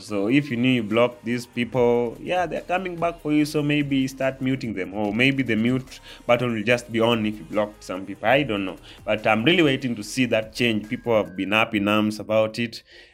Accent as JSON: {"language": "English", "country": "Kenya", "said": "I'm part of the Kenyans. I'm a Kenyan."}